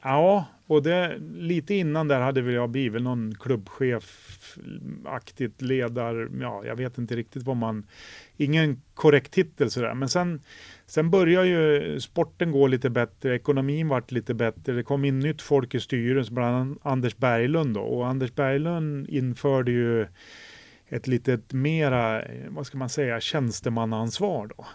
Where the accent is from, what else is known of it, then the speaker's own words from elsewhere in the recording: Sweden; moved away as an adult; Jag var ensam svensk i ett och ett halvt år där